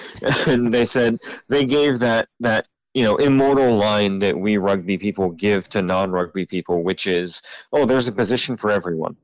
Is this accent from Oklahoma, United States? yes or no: no; Central Ohio, United States; moved away as an adult; now in Lynchburg, United States; I'm originally from Central Ohio. Uh, moved about six years ago to Lynchburg, Virginia